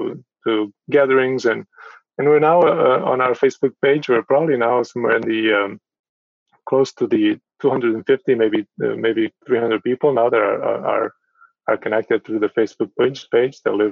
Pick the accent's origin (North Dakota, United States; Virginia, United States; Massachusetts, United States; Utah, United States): Massachusetts, United States; Cambridge; now in Phoenix, United States; So growing up in Cambridge, Massachusetts, and then moving originally to Phoenix, a much, much, much larger city, was a big change.